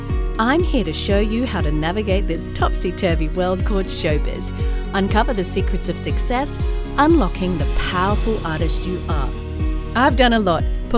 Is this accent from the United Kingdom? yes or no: no; Australia; now in Atlanta, United States; I'm in Atlanta. You're in Los Angeles. I'm an Aussie.